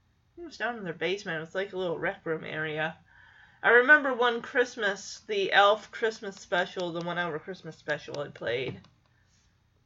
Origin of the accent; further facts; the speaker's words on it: Lowell, Michigan, United States; the small town of Lowell that I grew up in Michigan